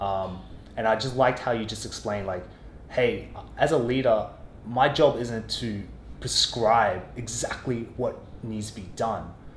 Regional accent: Australia; growing up in Australia, working in corporate offices in Australia

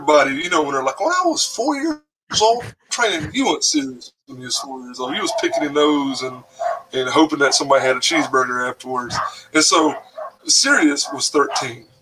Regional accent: North Carolina, United States; I'm in the mountains up here in North Carolina

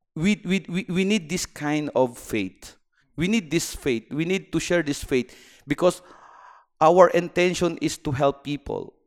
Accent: Philippines; moved away as an adult; now in Bahrain; I'm from the Philippines, and I am uh, engineering by profession.

